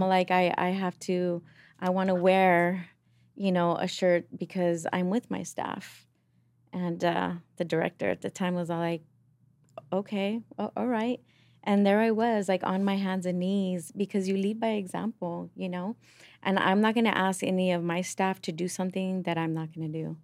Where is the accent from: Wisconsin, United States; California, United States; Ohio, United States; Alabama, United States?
California, United States; Los Angeles; from East L